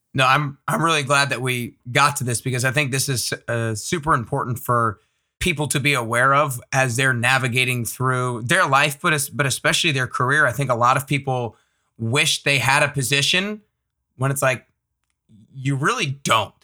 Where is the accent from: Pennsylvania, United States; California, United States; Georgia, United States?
Georgia, United States; Atlanta; I grew up in Atlanta